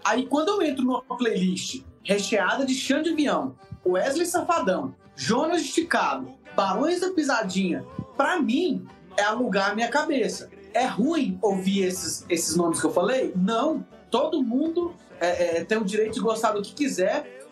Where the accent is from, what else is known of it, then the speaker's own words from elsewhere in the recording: Paranaiguara, Goiás, Brazil; also born or lived in Quirinópolis, Goiás / Rio Verde, Goiás; eu sou de Quirinópolis, é, nasci lá, mas morei pouco tempo, fui criado mais numa cidade chamada Paranaiguara, menorzinha ainda, de Goiás, interiorzão mesmo